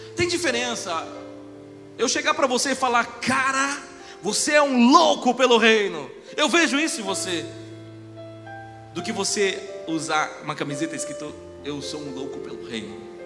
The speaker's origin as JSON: {"language": "Portuguese", "country": "Brazil", "said": "aqui no Brasil eu sou japonês, né? Ou japonês. E se eu for lá pro Japão, os caras vão falar, ô brasileiro. Sou brasileiro"}